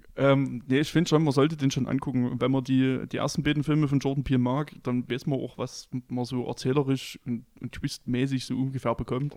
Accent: Chemnitz, Saxony, Germany; bei uns in Karl-Marx-Stadt

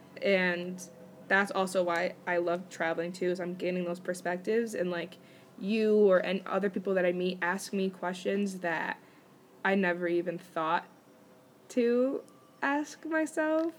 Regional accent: United States; I'm American

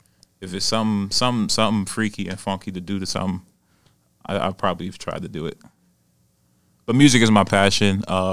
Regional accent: New York City, New York, United States; I'm hailing from Queens

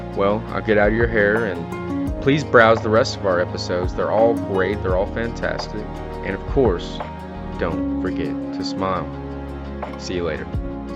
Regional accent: Tennessee, United States; my home state of Tennessee

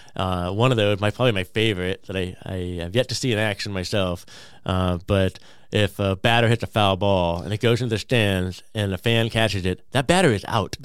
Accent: California, United States; now in Peoria, United States; I grew up in California

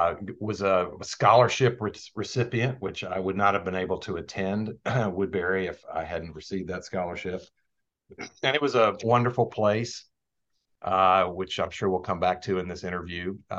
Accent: Shenandoah Valley, Virginia, United States; moved away; when I grew up in the Shenandoah Valley, my father was a farmer

